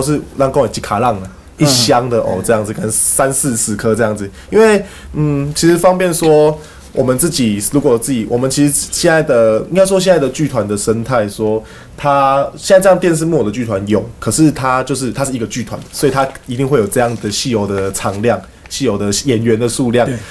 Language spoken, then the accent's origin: Chinese; Kaohsiung, Taiwan; also born or lived in Fengshan; 那我是高雄人